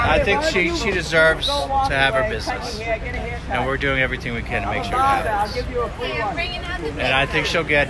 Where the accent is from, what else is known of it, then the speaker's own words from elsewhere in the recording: Haverhill, Massachusetts, United States; I'm from Haverhill.